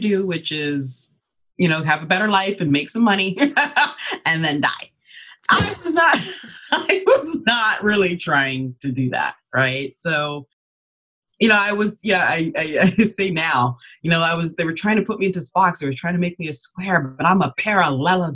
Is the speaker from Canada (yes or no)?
yes; Canada; also born or lived in Ghana; I'm an immigrant, so I was born in Ghana. And then we came over to Canada when I was just 2 years old